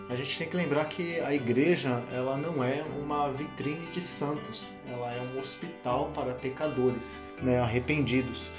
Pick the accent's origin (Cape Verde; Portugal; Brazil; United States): Brazil; nossa cultura como povo, como brasileiros